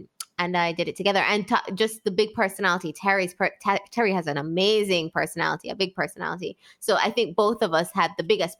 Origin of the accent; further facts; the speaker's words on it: Jamaica; also born or lived in Spain; I'm from the Caribbean.